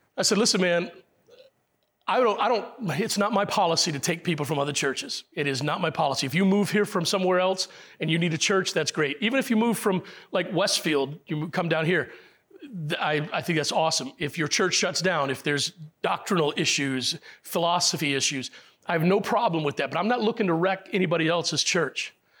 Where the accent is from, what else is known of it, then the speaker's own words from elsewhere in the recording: Puerto Rico; I was born in Puerto Rico, but I'm still English.